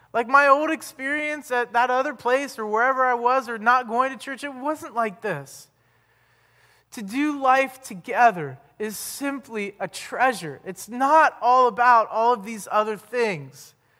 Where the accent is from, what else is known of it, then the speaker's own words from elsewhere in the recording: Ohio, United States; where are you from?" And we're like, "Ohio